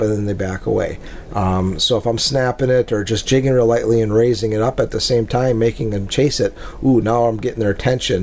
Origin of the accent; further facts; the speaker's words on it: Lake Winnebago, Wisconsin, United States; growing up on Lake Winnebago, which is, you know, kind of the lake or the Mille Lacs Lake of Minnesota